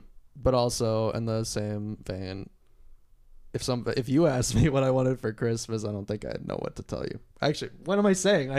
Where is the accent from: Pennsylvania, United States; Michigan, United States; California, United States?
Pennsylvania, United States; moved away; I'm from Pennsylvania.